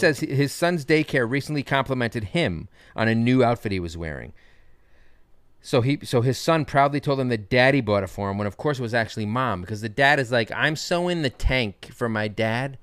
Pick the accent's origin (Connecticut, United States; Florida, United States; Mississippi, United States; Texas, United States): Connecticut, United States; moved away as an adult; also born or lived in Boston; now in Brooklyn, United States; I was raised in Connecticut.